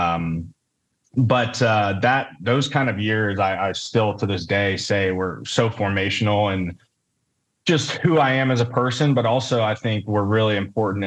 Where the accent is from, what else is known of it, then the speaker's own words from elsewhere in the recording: Cincinnati, Ohio, United States; Growing up in Cincinnati, Catholic kid